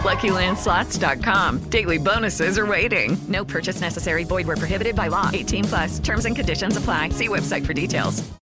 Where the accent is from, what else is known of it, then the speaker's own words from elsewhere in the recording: New York City, New York, United States; moved away as an adult; now in Los Angeles, United States; having been born and raised in New York City and now living in Los Angeles